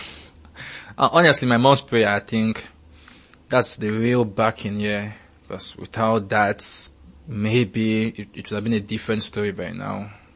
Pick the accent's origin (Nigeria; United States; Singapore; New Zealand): Nigeria; As a Nigerian